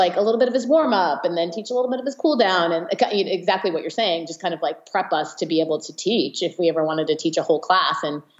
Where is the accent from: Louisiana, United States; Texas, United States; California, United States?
California, United States; In the Bay Area.